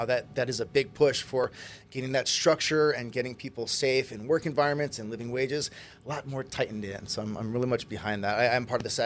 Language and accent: English; Kailua, Hawaii, United States; moved away as an adult; also born or lived in California; I grew up in Kailua, local boy. Right here on Oahu.